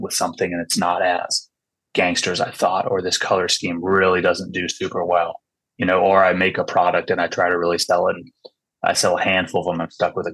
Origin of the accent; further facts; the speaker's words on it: California Bay Area, United States; also born or lived in Washington; I grew up in California Bay Area